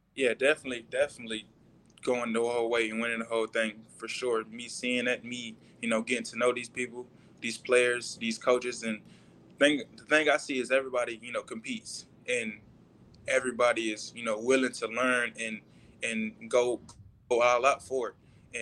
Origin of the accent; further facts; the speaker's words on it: Orlando, Florida, United States; moved away; I was born in Orlando